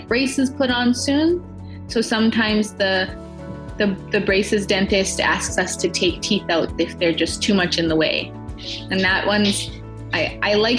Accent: Okanagan, British Columbia, Canada; moved away as an adult; now in Vancouver, Canada; I'm originally from the Okanagan, and that's where my family is, so I tend to go back and visit pretty often

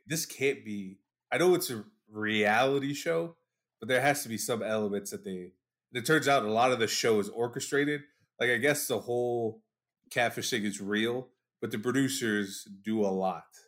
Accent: Chicago, Illinois, United States; I'm from Chicago

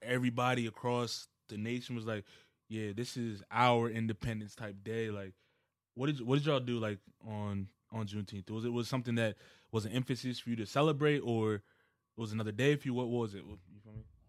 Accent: Wichita, Kansas, United States; moved away; I was born in Kansas, like, so Wichita, Kansas

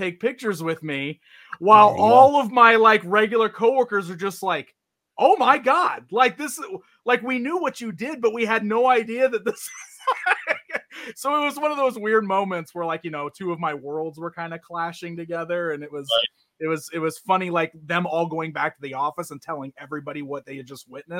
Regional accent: Springfield, United States; born or raised there

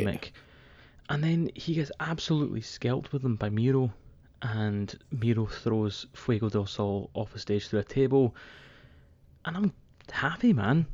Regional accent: Scotland, United Kingdom; I'm a man from Scotland

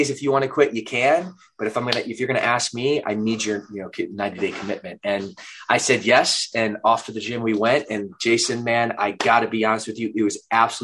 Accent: Midwest, United States; moved away as an adult; also born or lived in Atlanta, Georgia / Los Angeles, California; I'm from the Midwest, which would be partly true. I spent the first 10 years in Atlanta

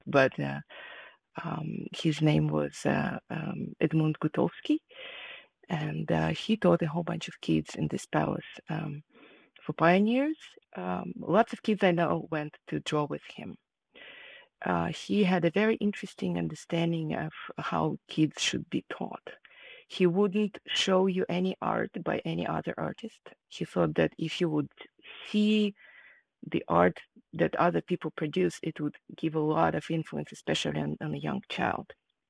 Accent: Kharkiv, Kharkiv Oblast, Ukraine; English is a second language; moved away as an adult; now in United States; I was born in Ukraine, in the city of Kharkiv, and at that moment it was part of the USSR. I grew up there, and I moved to the United States after I finished my higher education.

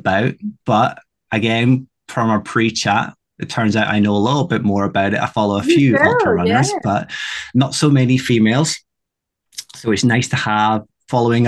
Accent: Scotland, United Kingdom; Being Scottish

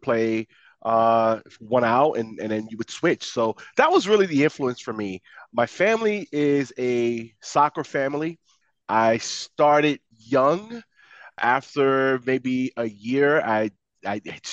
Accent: New York City, New York, United States; I grew up in the Bronx

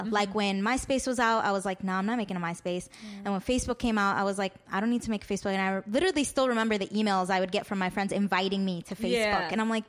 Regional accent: Chicago, Illinois, United States; I grew up around the West Lawn, Marquette Park area. 63rd was a constant in our lives.

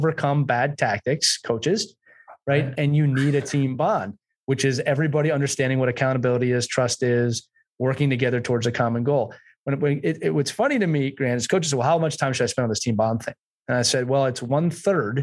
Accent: United States; now in England; I'm an American coaching in England

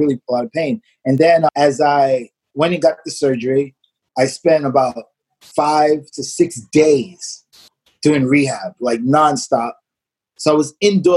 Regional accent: New York City, New York, United States; also born or lived in Marlboro Projects; eventually we moved from Marble Projects. We moved to Coney Island

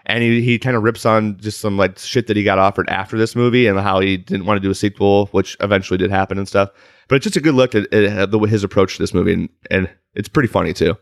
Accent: Chicago, Illinois, United States; now in Los Angeles, United States; I'm also from Chicago, land area

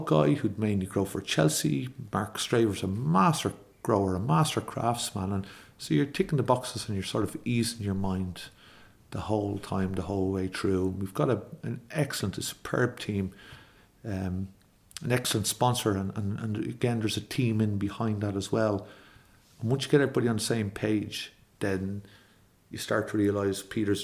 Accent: Ireland

